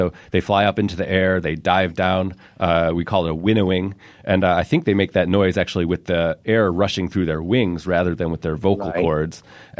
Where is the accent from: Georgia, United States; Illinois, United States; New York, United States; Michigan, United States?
Illinois, United States; Evanston; I grew up in Evanston and have real fond memories of growing up and hearing them calling overhead in summer.